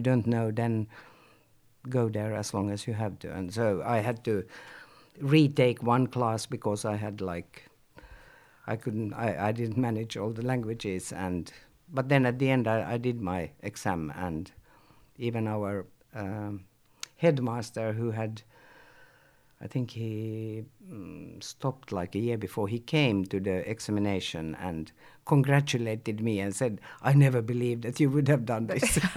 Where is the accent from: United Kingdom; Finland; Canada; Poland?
Finland; Helsinki, Uusimaa; I'm born in Helsinki and I grew up in Helsinki and I was in Helsinki for most of my youth years